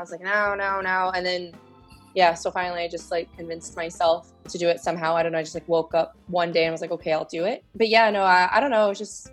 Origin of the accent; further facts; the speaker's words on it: California, United States; moved away as an adult; also born or lived in Boston; now in Montreal, Canada; I'm originally from California.